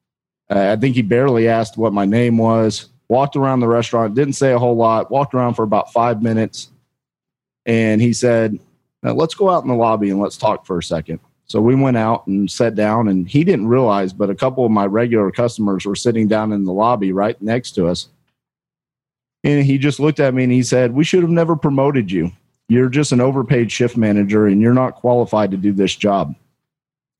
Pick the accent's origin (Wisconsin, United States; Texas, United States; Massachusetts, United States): Texas, United States; Fort Worth; also born or lived in Denton, Texas; So I'm born and raised in Fort Worth, Texas. Lived here my whole life, minus a couple of years